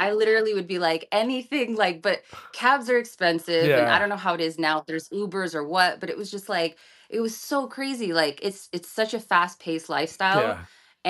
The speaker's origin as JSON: {"language": "English", "town": "Hollywood", "region": "California", "country": "United States", "tie": "born or raised there", "said": "I was born and raised in Hollywood, but after having my son, I actually got pregnant in Hawaii and then went back to LA to have my son."}